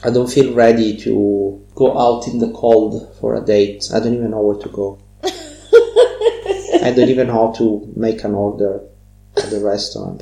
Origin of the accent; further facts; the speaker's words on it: Catania, Sicily, Italy; English is a second language; moved away; I'm from Catania